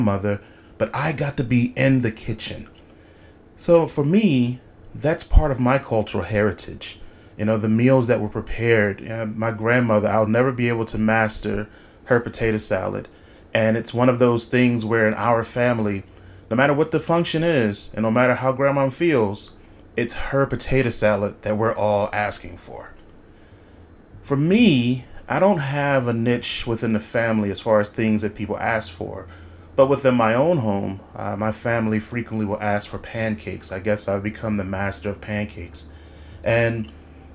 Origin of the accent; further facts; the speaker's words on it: Philadelphia, Pennsylvania, United States; I am from Philadelphia.